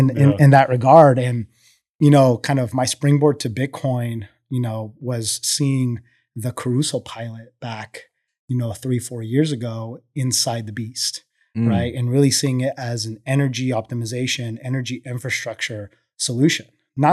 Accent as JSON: {"language": "English", "country": "Colombia", "moved": "yes", "lives_now": "United States", "said": "So, you know, I'm originally from Colombia, second generation oil and gas."}